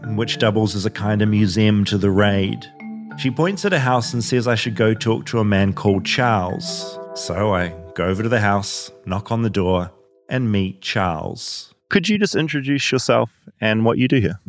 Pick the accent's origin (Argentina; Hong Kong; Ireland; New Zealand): New Zealand; now in United States; I'm from New Zealand